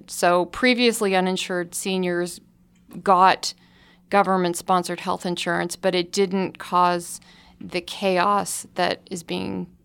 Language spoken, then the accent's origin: English; Canada; I can tell you that from experience because I grew up in Canada